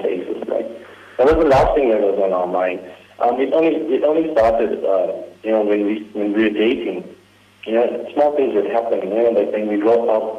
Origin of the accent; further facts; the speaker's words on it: Durban, KwaZulu-Natal, South Africa; now in Johannesburg, South Africa; I'm an Indian. I'm from Durban, from the Sita Lake